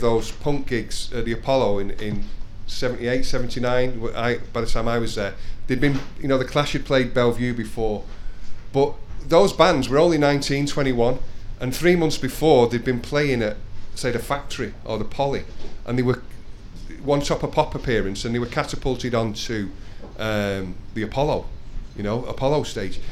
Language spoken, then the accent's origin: English; Denton, North West England, United Kingdom; I'm from Denton